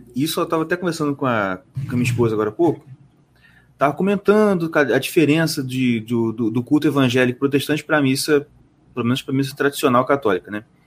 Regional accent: Nova Iguaçu, Rio de Janeiro, Brazil; nascido e criado em Nova Iguaçu

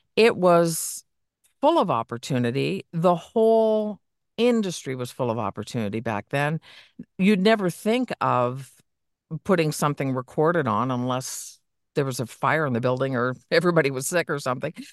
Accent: Niagara area, Ontario, Canada; I grew up in the Niagara area.

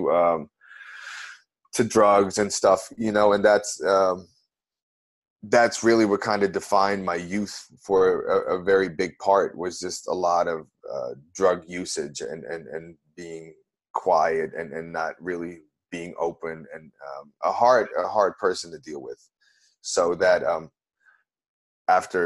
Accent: Amsterdam, North Holland, Netherlands; moved away as an adult; now in New Orleans, United States; I've been living in New Orleans for 10 years, and originally I'm from Amsterdam, the Netherlands in Europe

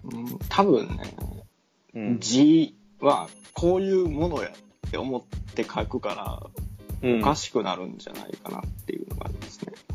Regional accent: Nara, Japan; 奈良出身やから

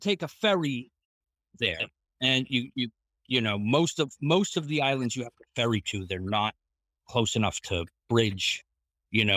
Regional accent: Boston, Massachusetts, United States; moved away as an adult; growing up in the Boston area

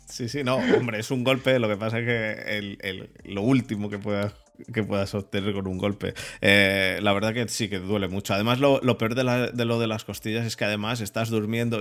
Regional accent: Madrid, Community of Madrid, Spain; yo también soy de Madrid

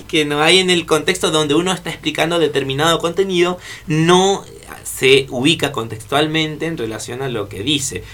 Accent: Argentina; nosotros, como argentinos

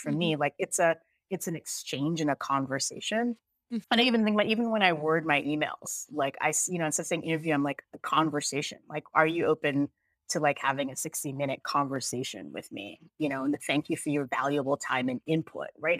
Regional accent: United States; also born or lived in Jamaica; I'm actually Jamaican, but I grew up here, so I'm also American

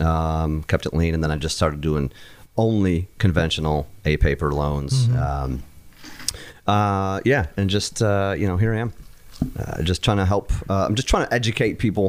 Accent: Endicott, New York, United States; moved away; I'm from upstate New York

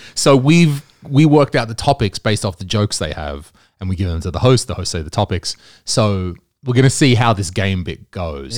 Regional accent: Australia; now in Estonia; I'm Australian

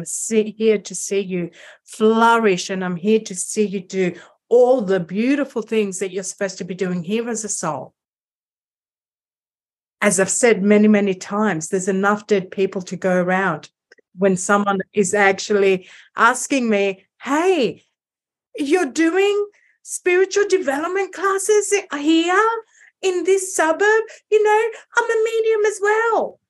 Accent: Greece; I'm from Greece

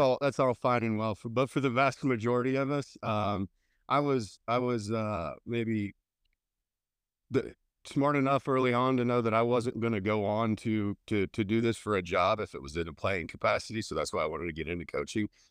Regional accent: Indiana, United States; moved away as an adult; also born or lived in Missouri / Denver, Colorado; now in Montgomery, Texas, United States; I was born and raised in Indiana

